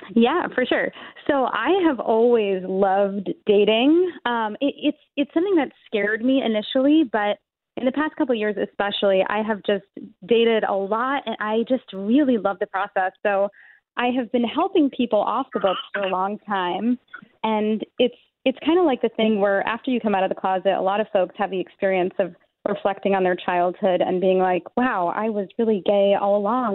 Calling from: New York City, New York, United States; I'm calling from New York City.

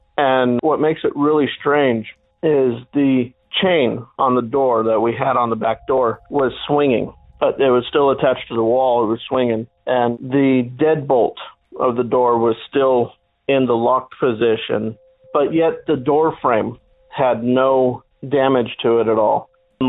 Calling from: Phoenix, Arizona, United States; I'm calling from the Valley of the Sun, Phoenix, Arizona.

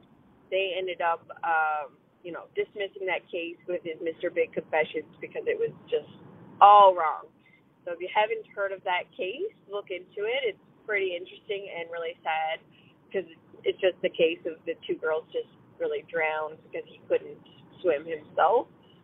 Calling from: St. John's, Newfoundland and Labrador, Canada; Hi, I'm calling from St. John's, Newfoundland. I really, really love your podcast.

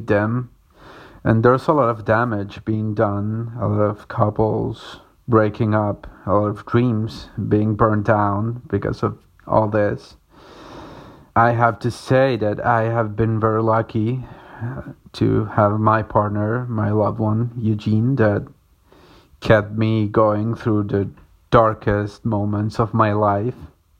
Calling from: Córdoba, Argentina; I'm calling from Cordoba in Argentina

